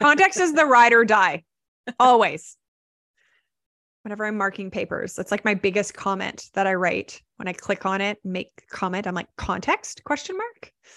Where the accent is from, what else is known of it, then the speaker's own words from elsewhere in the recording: Vancouver, British Columbia, Canada; I'm actually from Vancouver.